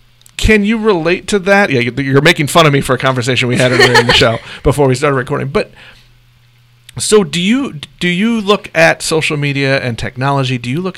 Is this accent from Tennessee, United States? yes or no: no; Joplin, Missouri, United States; moved away; I am from the Joplin, Missouri area.